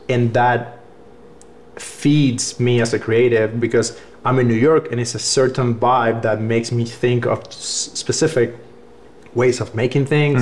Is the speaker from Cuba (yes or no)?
yes; Cuba; English is a second language; moved away as an adult; also born or lived in Cleveland, Tennessee / Atlanta; now in United States; I grew up in Cuba. I came to America when I was like 21